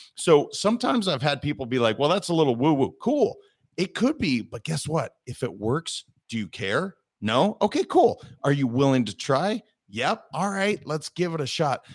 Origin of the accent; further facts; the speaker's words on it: Montana, United States; I'm a kid from Montana.